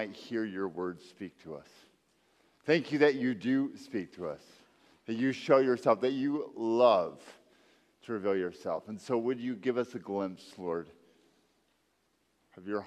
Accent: Texas, United States; moved away; I'm from Texas

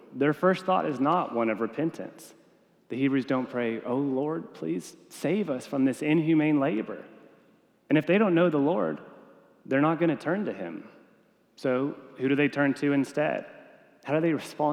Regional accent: Texas, United States; I'm a Texan

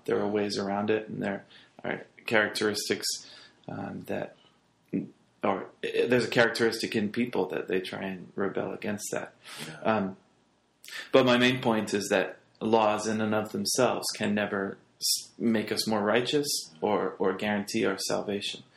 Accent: England, United Kingdom; moved away; growing up in England in high school, you have to do a, a class

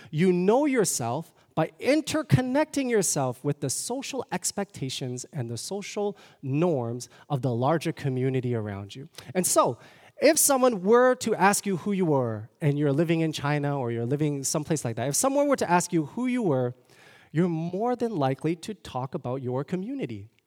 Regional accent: Toronto, Ontario, Canada; moved away; I'm from Toronto, born and raised.

